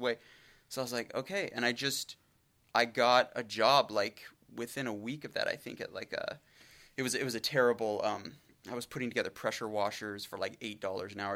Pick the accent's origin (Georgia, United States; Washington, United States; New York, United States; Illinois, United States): Washington, United States; Brush Prairie; I grew up in an incredibly small town and it's I mean, I'm, I'm from the area, but I grew up in Brush Prairie